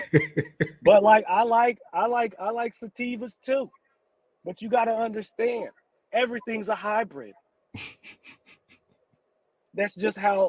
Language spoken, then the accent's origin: English; Indio, California, United States; I was born in Indio